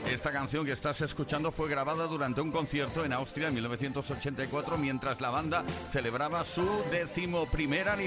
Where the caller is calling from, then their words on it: Vigo, Galicia, Spain; de Vigo.